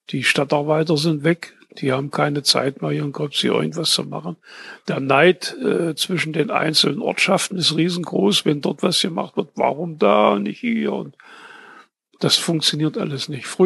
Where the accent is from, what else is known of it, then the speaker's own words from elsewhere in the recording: Gröbzig, Saxony-Anhalt, Germany; born there; in geboren in Kröpsig und wahrscheinlich werde ich auch mal beerdigt in Kröpsig.